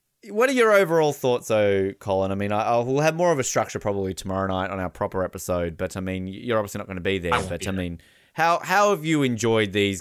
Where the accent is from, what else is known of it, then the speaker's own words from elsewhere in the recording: Australia; as an Australian